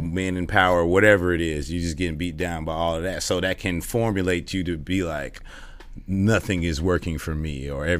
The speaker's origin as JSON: {"language": "English", "town": "Inglewood", "region": "California", "country": "United States", "tie": "born or raised there", "also_born_or_lived": "Los Angeles", "moved": "as an adult", "lives_now": "Atlanta, United States", "said": "I was born and raised in Inglewood, but moved around a lot"}